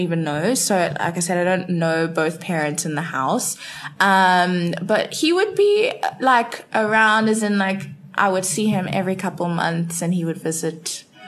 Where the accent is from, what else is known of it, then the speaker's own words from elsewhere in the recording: Cape Town, Western Cape, South Africa; born and bred in Cape Town